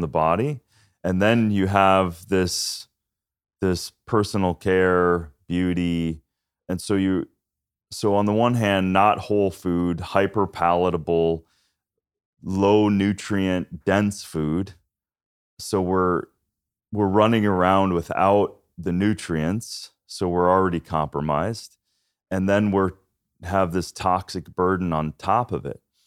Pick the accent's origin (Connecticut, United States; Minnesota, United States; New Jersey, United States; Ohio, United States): Minnesota, United States; moved away; I'm from Minnesota farmland too